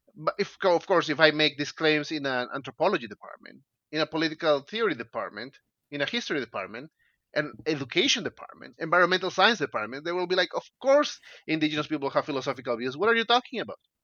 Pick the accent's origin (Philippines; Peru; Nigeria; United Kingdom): Peru; I'm Peruvian. I grew up in Peru.